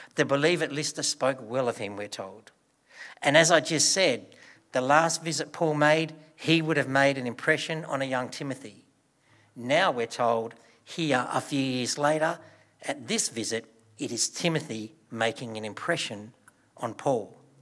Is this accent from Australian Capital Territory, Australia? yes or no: no; Broken Hill, New South Wales, Australia; as a child, I grew up in Broken Hill.